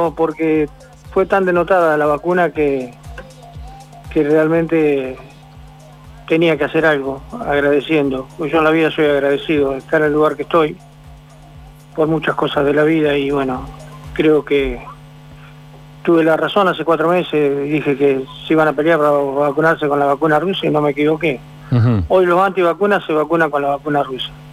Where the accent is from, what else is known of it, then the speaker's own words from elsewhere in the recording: Argentina; nosotros somos un país en desarrollo todavía